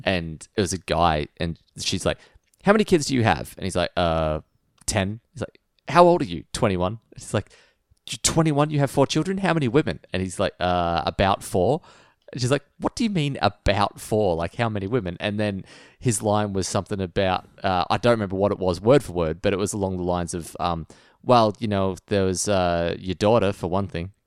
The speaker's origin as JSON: {"language": "English", "country": "Australia", "said": "we're a land of fighters"}